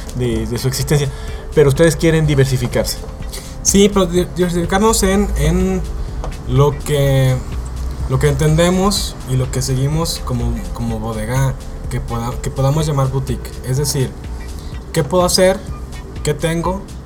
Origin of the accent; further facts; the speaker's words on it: Mexicali, Baja California, Mexico; somos un par de familias de Baja California, eh, por ejemplo yo crecí en Mexicali, somos amigos de Mexicali